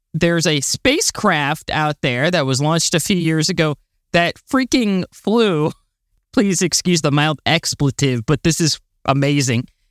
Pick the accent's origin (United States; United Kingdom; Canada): United States; Florida; I'm from Florida